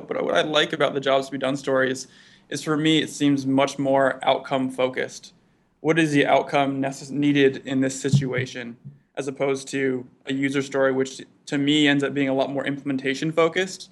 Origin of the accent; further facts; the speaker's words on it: East Coast, United States; moved away as an adult; now in Bay Area, United States; Growing up on the East Coast